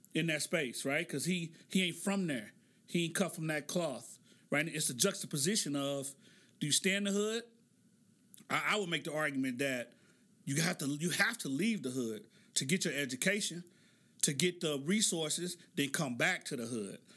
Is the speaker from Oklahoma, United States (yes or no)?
yes; Oklahoma City, Oklahoma, United States; born or raised there